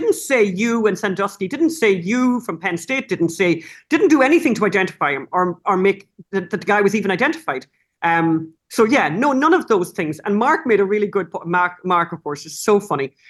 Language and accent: English; Ireland; I'm from Ireland